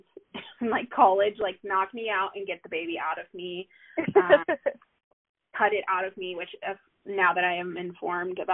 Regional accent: Midwest, United States; moved away as an adult; now in Denver, United States; I live in the Denver area. I've been out here for almost 10 years. And I am a Midwesterner at heart.

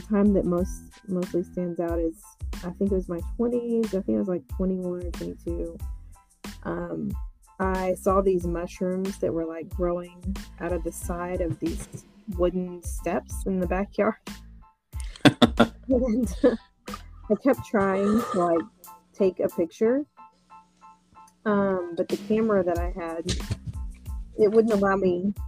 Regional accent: Texas, United States; now in Austin, United States; I was born and raised in Texas

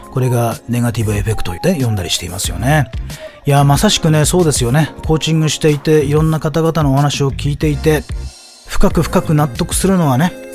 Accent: Tohoku, Japan; 僕は東北の、ね、出身で、僕自身も被災した

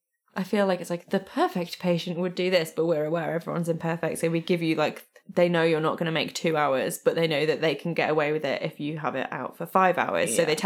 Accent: East Midlands, United Kingdom; accent: Hope Valley; Yeah, I feel like my accent is maybe, it's a very specific little pocket of like, it's like right between like the edge of Derbyshire and the edge of Yorkshire.

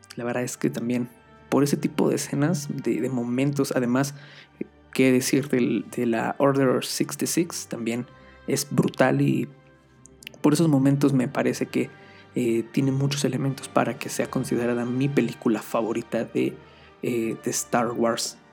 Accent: Mexico; Aquí soy de México

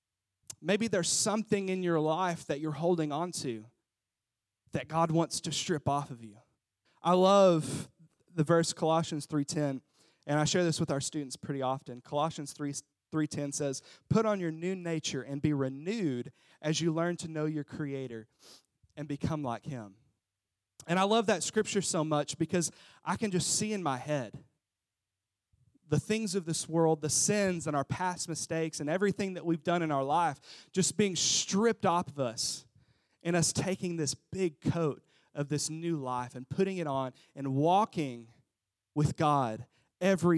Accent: Jonesboro, Arkansas, United States; moved away as an adult; also born or lived in Cincinnati; We grew up in Jonesboro, we moved to Cincinnati, and then we moved here.

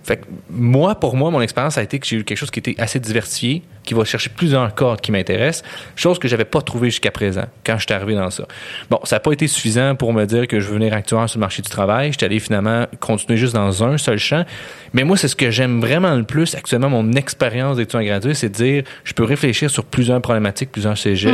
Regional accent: Montreal, Quebec, Canada; moi, je viens de Montréal

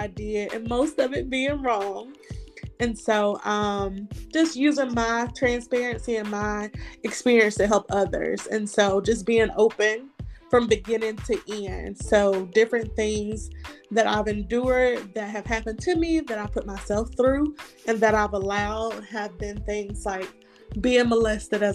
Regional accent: Montgomery, Alabama, United States; I'm from Montgomery, Alabama.

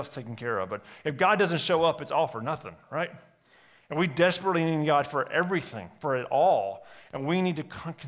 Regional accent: United States; as American Christians

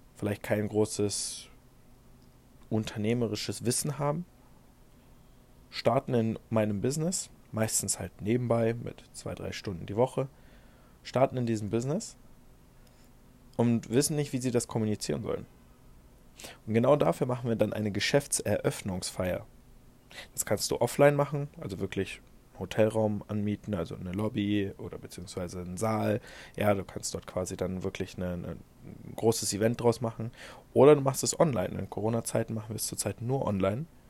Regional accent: Germany; bei uns in Deutschland

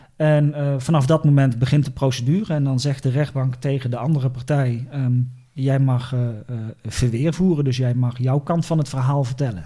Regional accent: Eindhoven, North Brabant, Netherlands; moved away as an adult; also born or lived in Leeuwarden; Ik ben geboren in Eindhoven

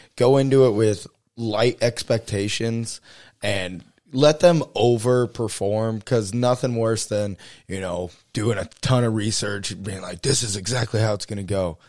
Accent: Texas, United States; moved away; also born or lived in South Dakota; growing up in Texas, we drive, you know, twelve hours up into the Panhandle

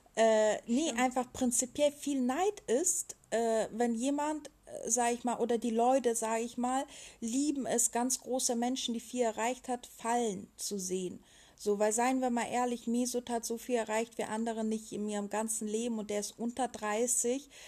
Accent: Germany; als Deutscher

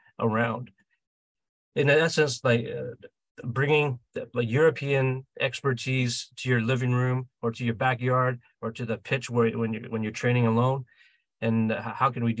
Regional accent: Vancouver, British Columbia, Canada; we're from Vancouver, Canada.

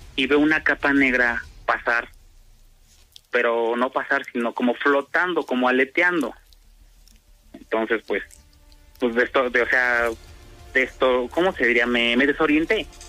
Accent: State of Mexico, Mexico; originario soy de, de Estado de México

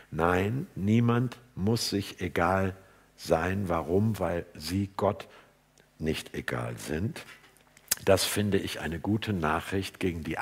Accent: Hamburg, Germany; würde ich als Hamburger sagen

